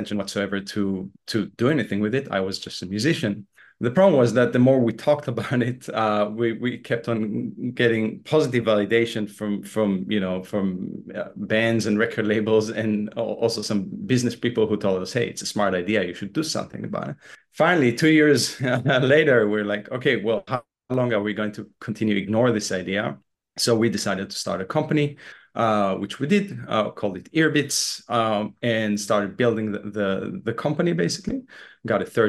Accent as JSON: {"language": "English", "country": "Israel", "tie": "born or raised there", "also_born_or_lived": "Boston, United States / Los Angeles, United States", "moved": "as an adult", "said": "I was born and raised in Israel"}